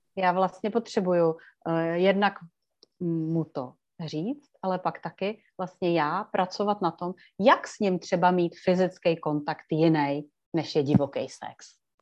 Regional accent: Liberec, Liberec Region, Czechia; tady u nás v Liberci

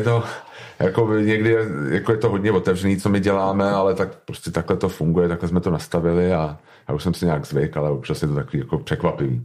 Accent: Prague, Czechia; jsem z Prahy

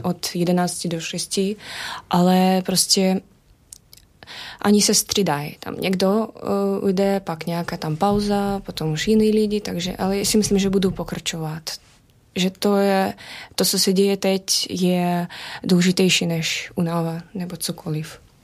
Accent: Belarus; Czech is a second language; now in Czech Republic; odkud jsem, říkal jsem z Běloruska

